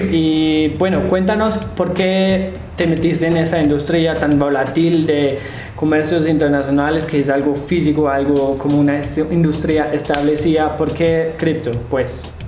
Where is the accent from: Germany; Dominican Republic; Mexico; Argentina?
Germany; Spanish is a second language; also born or lived in China; now in Medellín, Colombia; yo soy de Alemania